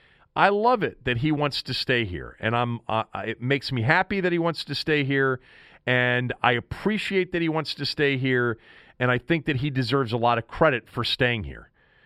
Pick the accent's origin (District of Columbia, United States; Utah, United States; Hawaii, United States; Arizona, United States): District of Columbia, United States; Washington; This is my hometown